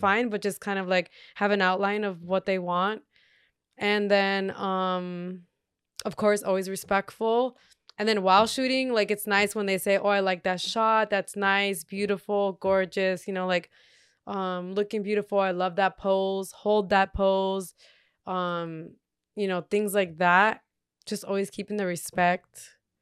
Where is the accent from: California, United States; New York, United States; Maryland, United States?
California, United States; Torrance; also born or lived in Redondo Beach / Gardena; I lived in Gardena, uh, when I was born, all the way until I was four, and then once, when I was still four years old, we moved to Torrance